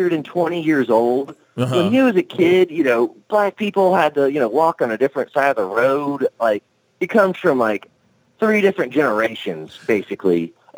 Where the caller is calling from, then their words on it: Oklahoma, United States; Pascal, it's … again from Oklahoma.